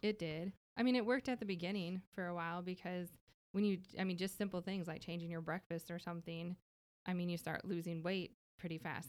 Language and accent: English; Minnesota, United States; now in Texas, United States; I'm originally from Minnesota, though, so I'm not from here